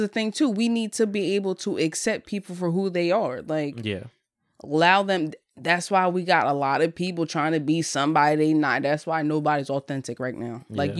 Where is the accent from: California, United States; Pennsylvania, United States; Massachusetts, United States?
Pennsylvania, United States; Bristol; also born or lived in Bensalem, Pennsylvania; I'm from Bristol, Pennsylvania. I mean, you could say Ben Salem. I started in Ben Salem first.